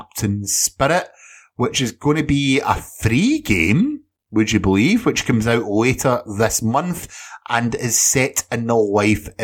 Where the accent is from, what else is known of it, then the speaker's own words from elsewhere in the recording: Scotland, United Kingdom; Edinburgh, which is a city in Scotland, of course, my country of birth and where I stay now.